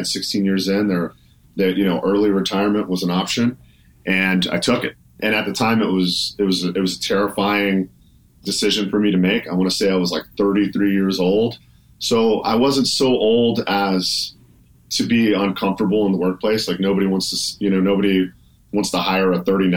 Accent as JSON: {"language": "English", "town": "Tampa", "region": "Florida", "country": "United States", "tie": "born or raised there", "also_born_or_lived": "Italy / Columbus, Georgia", "moved": "as an adult", "said": "open up a CrossFit gym in my hometown of Tampa, Florida"}